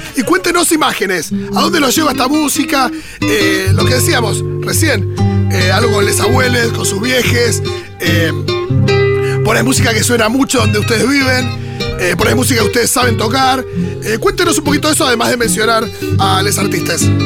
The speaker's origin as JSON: {"language": "Spanish", "region": "Buenos Aires", "country": "Argentina", "said": "una mirada medio porteña, que es la que tengo yo"}